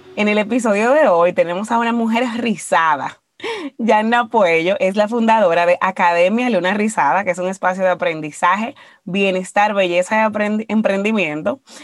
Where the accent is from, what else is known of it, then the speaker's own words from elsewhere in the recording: Dominican Republic; nosotros como dominicanos